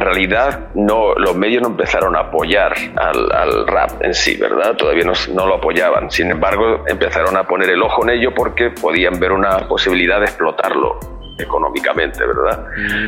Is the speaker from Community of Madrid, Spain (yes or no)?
yes; Alcorcón, Community of Madrid, Spain; Yo soy de Madrid, de una zona del sur de Madrid, un barrio del sur de Madrid que se llama Alcorcón